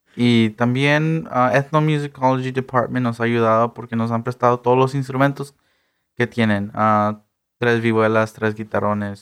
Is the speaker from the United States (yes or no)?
yes; Eagle Pass, Texas, United States; now in Bloomington, United States; Yo soy de, de Eagle Pass, Texas